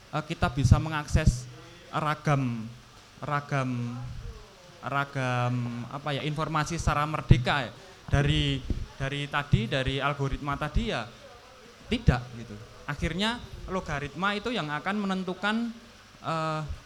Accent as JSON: {"language": "Indonesian", "town": "Surakarta", "region": "Central Java", "country": "Indonesia", "said": "saya di Solo, saya dari Solo"}